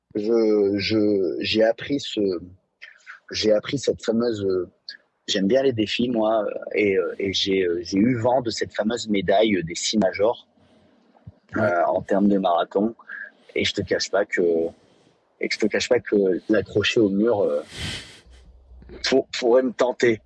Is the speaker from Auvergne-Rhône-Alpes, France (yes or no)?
yes; Vichy, Auvergne-Rhône-Alpes, France; j'ai grandi à Vichy